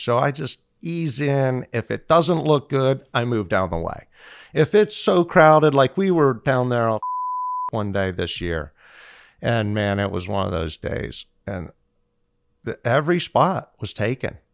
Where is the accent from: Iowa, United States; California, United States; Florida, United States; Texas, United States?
Florida, United States; Fort Lauderdale; I'm from Fort Lauderdale